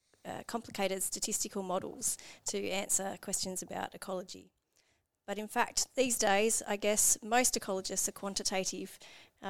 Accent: Sydney, New South Wales, Australia; I grew up in Sydney, about an hour away from the ocean

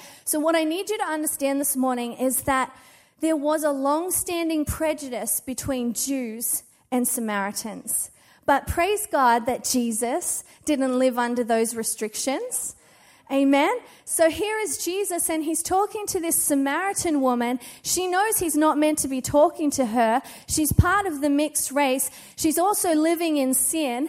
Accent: Australia; now in United States; being an Australian here in America has got me into trouble a few times

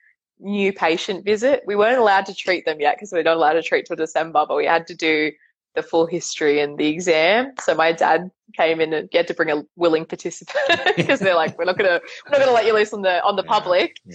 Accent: south of Sydney, New South Wales, Australia; also born or lived in England; 5 minutes from where I grew up

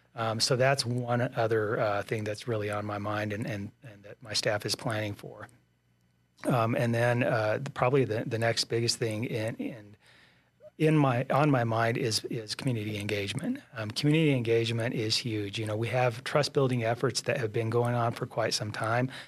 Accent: Colorado, United States; also born or lived in San Luis Valley, Colorado / Castle Rock, Colorado / Pueblo, Colorado; I was born and raised in Colorado

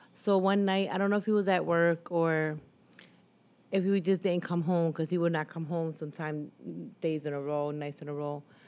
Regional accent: Philadelphia, Pennsylvania, United States; also born or lived in Massachusetts; I came two Philadelphia, to live in Philadelphia at the age of five, but I was born in Lower Massachusetts

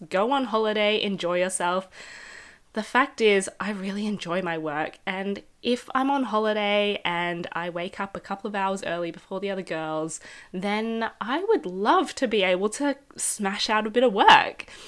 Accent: Melbourne, Victoria, Australia; moved away; I'm from Australia, uh, Melbourne

